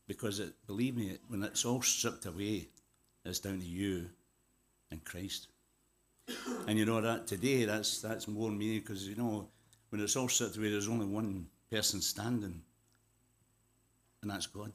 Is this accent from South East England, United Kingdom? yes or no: no; Glasgow, Scotland, United Kingdom; moved away as an adult; also born or lived in South Africa / Zimbabwe; I was born in Glasgow, brought up in Glasgow